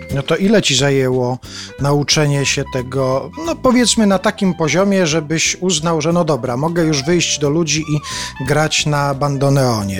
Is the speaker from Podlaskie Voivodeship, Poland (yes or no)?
no; Subcarpathian Voivodeship, Poland; accent: Subcarpathian; ja w tym języku mam taki podkarpacki akcent